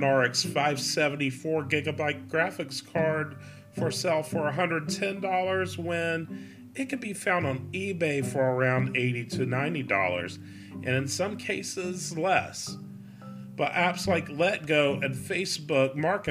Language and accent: English; Raleigh, North Carolina, United States; moved away as an adult; now in Charlotte, United States; I grew up in Raleigh